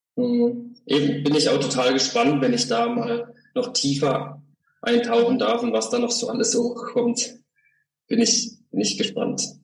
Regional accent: Freiburg, Baden-Württemberg, Germany; also born or lived in Holzhausen / Zähringen / Glottertal / Hochdorf; Ich komme aus Freiburg, also bin auch geboren in Freiburg, aufgewachsen auch in der Nähe von Freiburg

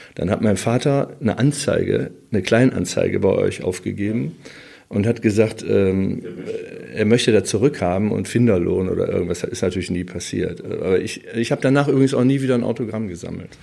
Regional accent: Wuppertal, North Rhine-Westphalia, Germany; ich wohnte am Norxholchen, äh, so, so eine Siedlung in der Nähe ähm, am Röttgen, Öllendal

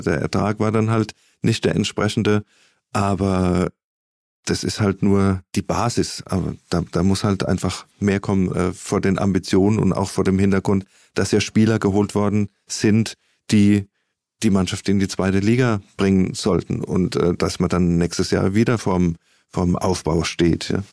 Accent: Mannheim, Baden-Württemberg, Germany; als, als Mannheimer, als Kurpfälzer

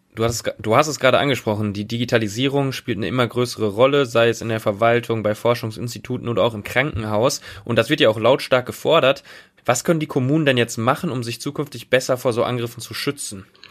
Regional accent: Bochum, North Rhine-Westphalia, Germany; now in Düsseldorf, Germany; aus meiner Heimatstadt Bochum

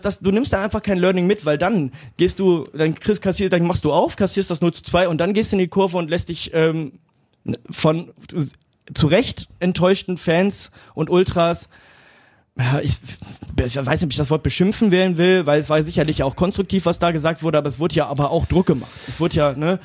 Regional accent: Duisburg, North Rhine-Westphalia, Germany; in meiner Geburtsstadt

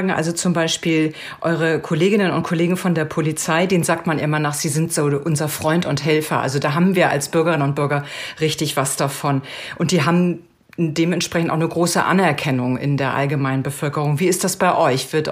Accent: near Fulda, Hesse, Germany; Wie alt bist du? 30 Jahre. Und woher kommst du? Aus der Nähe von Fulda.

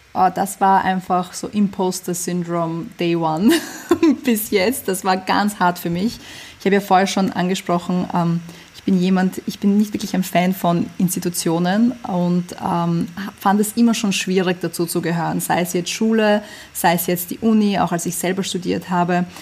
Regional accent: Vienna, Austria; German is a second language; also born or lived in USSR; ich bin in der UdSSR geboren, ich bin ähm, nach Wien gezogen, als ich sechs Jahre alt war, ich konnte kein Deutsch

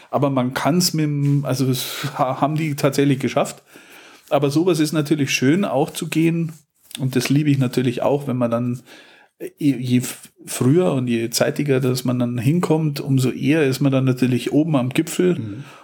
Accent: Munich, Bavaria, Germany; born there; Ich bin in München geboren, deswegen sage ich München, weil Lustheim kennt keiner

